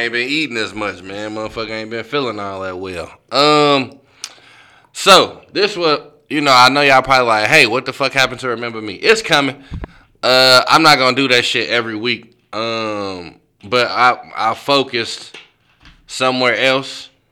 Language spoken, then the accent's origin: English; St. Louis, Missouri, United States; I'm from St. Louis